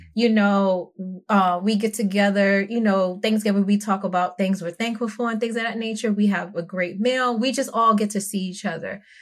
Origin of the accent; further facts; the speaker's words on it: New York City, New York, United States; I'm from Brooklyn, New York, and I'm not from the nice part of Brooklyn